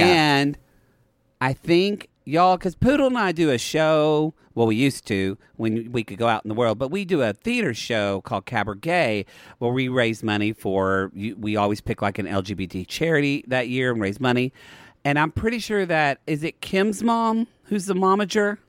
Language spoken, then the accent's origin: English; Oklahoma, United States; now in Los Angeles, United States; I'm from Oklahoma